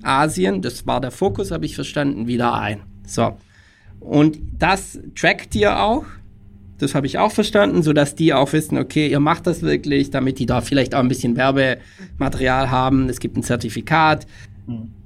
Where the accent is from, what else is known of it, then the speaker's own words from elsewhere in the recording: Tübingen area, Baden-Württemberg, Germany; now in Munich, Germany; Ich komme ursprünglich aus der Tübinger Gegend.